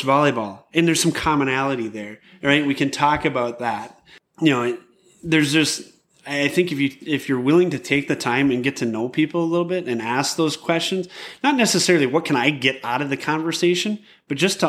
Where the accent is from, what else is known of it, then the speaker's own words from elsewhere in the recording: Ford River, Michigan, United States; growing up in Ford River, you know, it's very small rural area